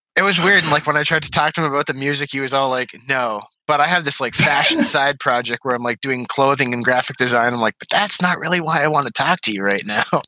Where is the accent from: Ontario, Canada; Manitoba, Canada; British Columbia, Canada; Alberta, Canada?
Ontario, Canada; also born or lived in Oxford, Michigan; now in Westland, United States; I'm Canadian, so I originated in, like, tiny town Ontario